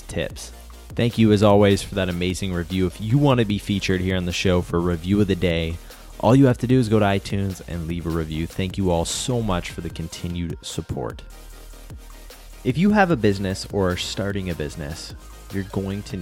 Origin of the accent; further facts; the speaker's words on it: Canada; I'm Canadian